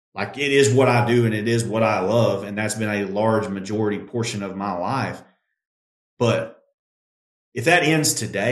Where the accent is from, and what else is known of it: United States